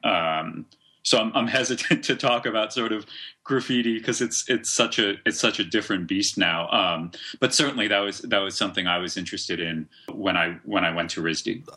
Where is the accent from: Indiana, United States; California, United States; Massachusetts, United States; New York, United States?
Massachusetts, United States; Cambridge; I grew up in Cambridge, Massachusetts, which is just across the river from Boston